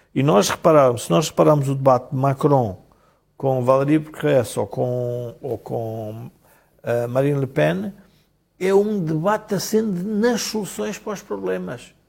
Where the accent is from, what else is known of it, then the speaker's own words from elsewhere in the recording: Portugal; como portugueses